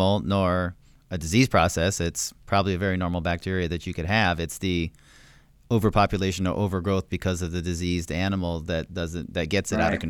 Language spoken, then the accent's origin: English; Montana, United States; moved away; I grew up in Montana originally, and I think at one point on our farm out in the middle of nowhere, we had, I think, 20 dogs